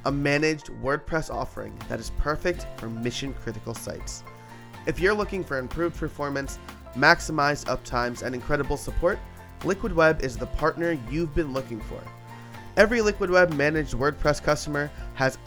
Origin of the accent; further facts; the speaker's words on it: New York, United States; I'm from New York